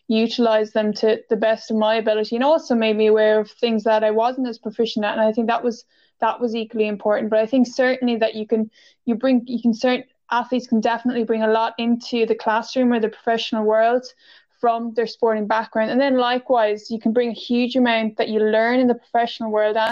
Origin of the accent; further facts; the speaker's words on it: Gaultier, County Waterford, Ireland; growing up in the club that I grew up with in Galtier and have played for